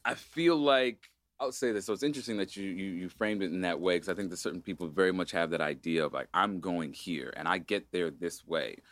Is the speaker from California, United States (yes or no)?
yes; Agoura Hills, California, United States; I grew up in Agoura Hills in a spiritual community called an ashram